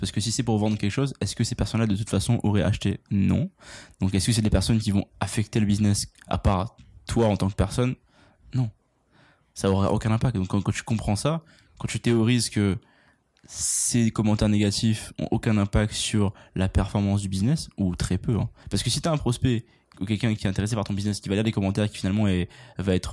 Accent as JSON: {"language": "French", "country": "United States", "said": "Je suis américain, moi."}